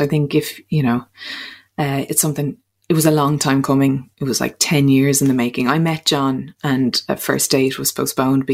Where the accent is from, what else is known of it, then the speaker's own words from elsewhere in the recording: Dublin, Leinster, Ireland; also born or lived in Clare; I was from Dublin, grew up in Dublin